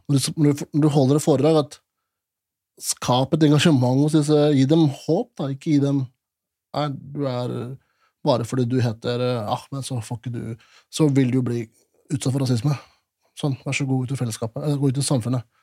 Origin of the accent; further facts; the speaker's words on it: Norway; jeg er fortsatt født og oppvokst i Norge. Og, eller oppvokst i Norge, kanskje, eller født.